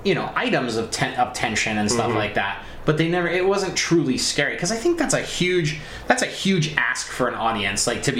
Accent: Colorado near Aspen, United States; I grew up in Colorado near Aspen

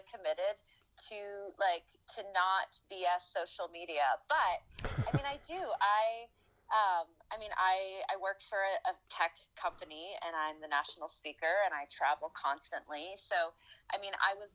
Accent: Vancouver, British Columbia, Canada; moved away; also born or lived in Halifax; I'm from Vancouver.

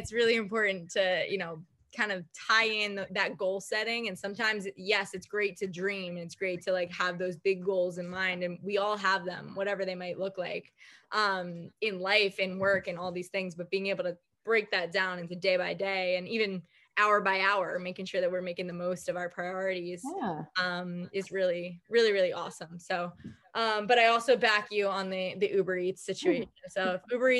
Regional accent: Long Island, New York, United States; I'm from Long Island too

